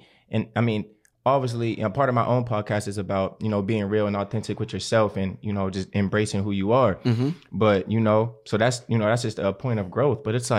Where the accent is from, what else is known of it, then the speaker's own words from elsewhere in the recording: Baltimore, Maryland, United States; accent: Baltimore; I got it a little bit, but like, I moved out of the city. So my accent went away.